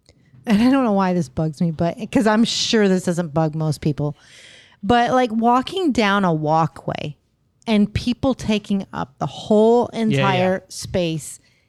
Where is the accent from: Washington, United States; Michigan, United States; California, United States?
California, United States; moved away as an adult; now in Florida, United States; I grew up there too.